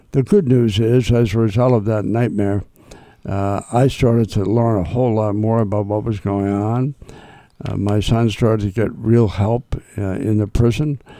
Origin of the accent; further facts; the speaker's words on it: Wakefield, Massachusetts, United States; I grew up in Wakefield.